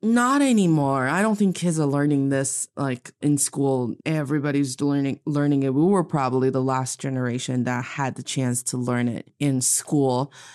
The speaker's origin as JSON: {"language": "English", "region": "Northeast China", "country": "China", "moved": "yes", "lives_now": "Beijing, China", "said": "I am from the beautiful, also northeast part of China, and I'm speaking to all of you today in Beijing, China."}